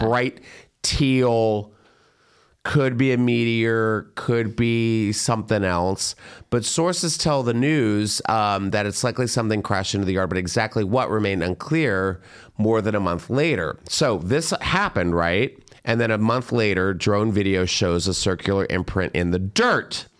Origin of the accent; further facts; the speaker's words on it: Plano, Texas, United States; growing up in Texas with, like, all the Plano kids